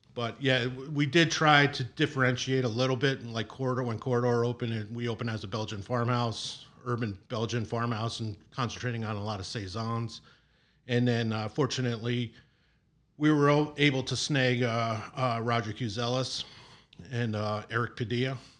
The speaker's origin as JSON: {"language": "English", "area": "Long Island", "region": "New York", "country": "United States", "tie": "born or raised there", "also_born_or_lived": "Lancaster, Pennsylvania / Pittsburgh", "moved": "as an adult", "lives_now": "Chicago, United States", "said": "I grew up in New York on Long Island"}